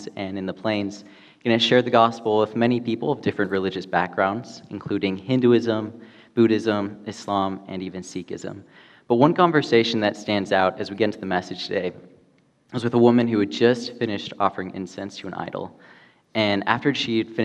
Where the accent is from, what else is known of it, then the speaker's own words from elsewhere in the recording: Spain; now in California, United States; Growing up in Spain